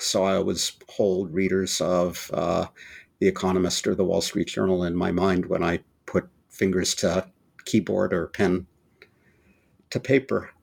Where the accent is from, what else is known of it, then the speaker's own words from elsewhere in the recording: Berkeley, California, United States; not only did I grow up in the Bay Area, I grew up in Berkeley, California